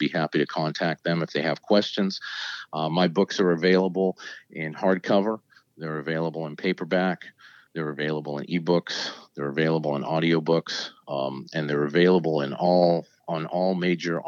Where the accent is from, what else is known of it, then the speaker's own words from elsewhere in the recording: New England, United States; moved away as an adult; now in Virginia, United States; I grew up in New England. I moved to Virginia after I graduated from pharmacy school.